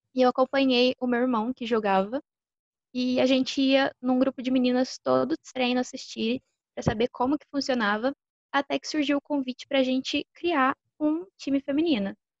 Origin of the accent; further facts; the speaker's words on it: Batatais, São Paulo, Brazil; moved away; also born or lived in Uberlândia; joguei no time da minha cidade natal, o Batatais Ghosts